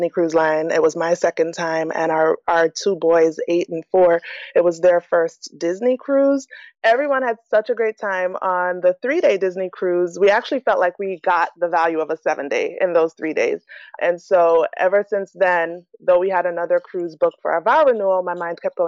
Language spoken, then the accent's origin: English; Jamaica; moved away; Jamaica, which is actually my home country